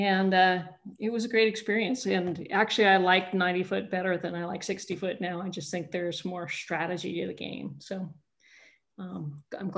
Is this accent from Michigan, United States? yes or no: no; Monterey, California, United States; also born or lived in Danville, California; I grew up in Monterey, which is right near where I live now